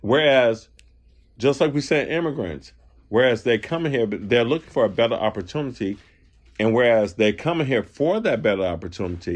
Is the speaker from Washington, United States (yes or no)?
no; Chicago, Illinois, United States; Chicago, Illinois. East side, born and raised on the South side